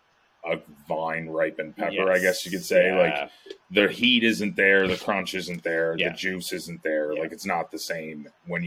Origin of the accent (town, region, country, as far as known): Ontario, Canada